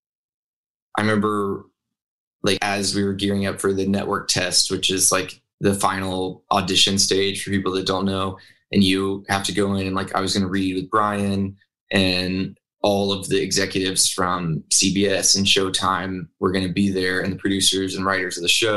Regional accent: Arkansas, United States; moved away as an adult; now in Los Angeles, United States; I grew up in Arkansas

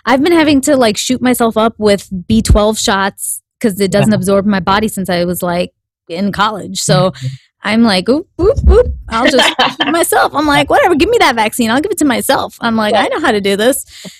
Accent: India; I know, because I'm Indian and I know what the actual size of food is supposed to be. When you go to India, you see like apples, they're like this

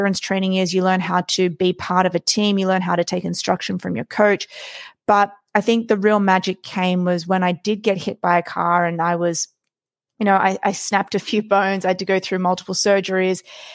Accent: Australia; I was born and raised in Australia

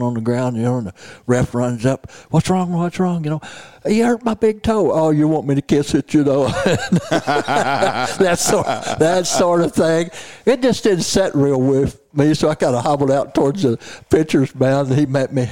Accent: southeast Missouri, United States; I was reared in southeast Missouri

